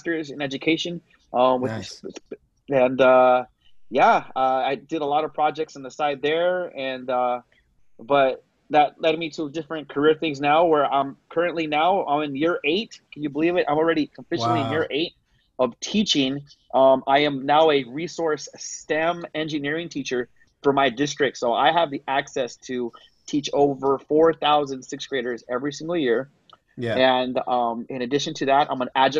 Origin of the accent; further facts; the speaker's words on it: San Diego, California, United States; also born or lived in Texas / Chula Vista; I am originally from San Diego, born and raised, did live in Texas for a few years